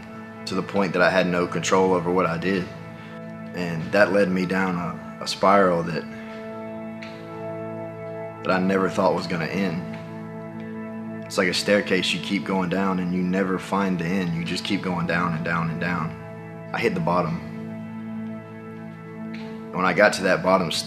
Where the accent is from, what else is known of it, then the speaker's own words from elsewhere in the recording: Tupelo, Mississippi, United States; I grew up in Tupelo, Mississippi.